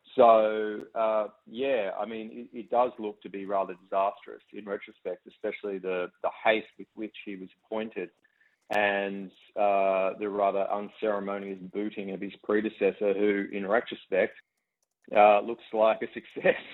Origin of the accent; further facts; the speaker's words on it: Canberra, Australian Capital Territory, Australia; I grew up in Canberra